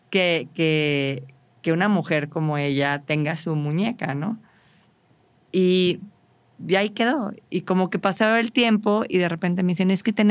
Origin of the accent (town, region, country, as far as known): Saltillo, Coahuila, Mexico